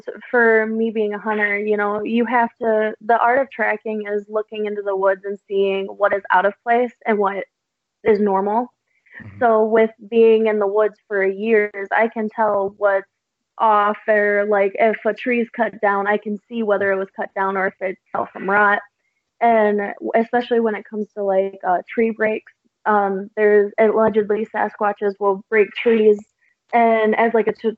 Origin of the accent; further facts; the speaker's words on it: Monroe, Michigan, United States; my hometown